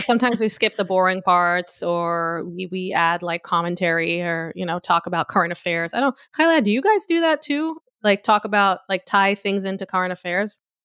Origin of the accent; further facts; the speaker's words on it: Tel Aviv, Tel Aviv District, Israel; moved away; where I grew up in Tel Aviv